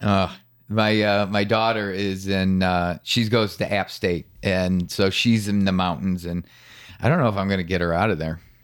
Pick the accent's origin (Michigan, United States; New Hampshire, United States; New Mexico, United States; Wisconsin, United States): Michigan, United States; moved away as an adult; now in North Carolina, United States; when I left Michigan, I left it because of the gray and the cold